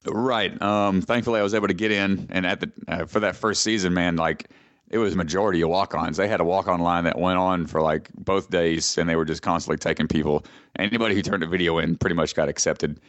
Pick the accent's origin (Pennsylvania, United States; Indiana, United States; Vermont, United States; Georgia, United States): Georgia, United States; Atlanta, my home state